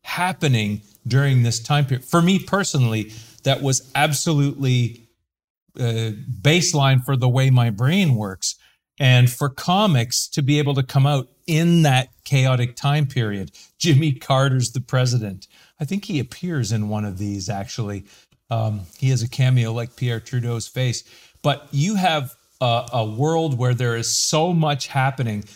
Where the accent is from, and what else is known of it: Canada